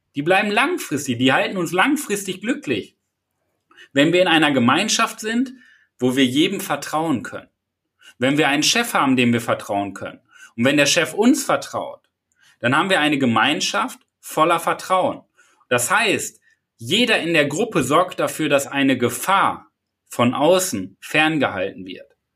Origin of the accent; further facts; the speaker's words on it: Paderborn, North Rhine-Westphalia, Germany; ich komme ja aus Paderborn